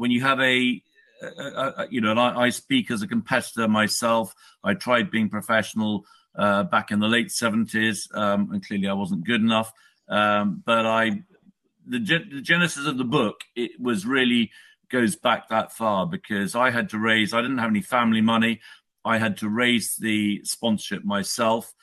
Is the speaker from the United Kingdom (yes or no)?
yes; United Kingdom; I'm a Brit, I live in the UK